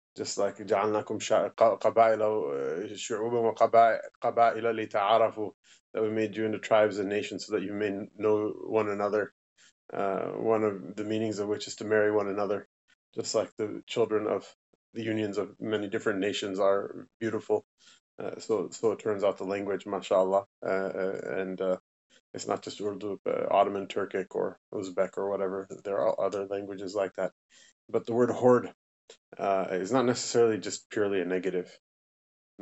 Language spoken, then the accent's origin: English; United States; growing up in America